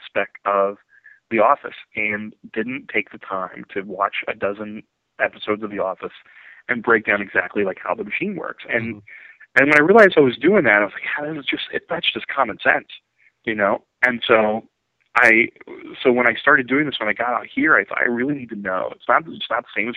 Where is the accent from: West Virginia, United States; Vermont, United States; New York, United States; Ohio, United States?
Ohio, United States; Ironton; moved away as an adult; now in Orange County, United States; I'm from Ironton, Ohio